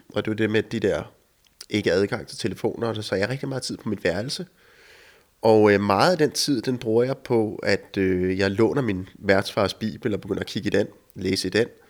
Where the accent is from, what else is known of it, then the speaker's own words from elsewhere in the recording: Denmark; also born or lived in United States; nu er jeg hjemme i Danmark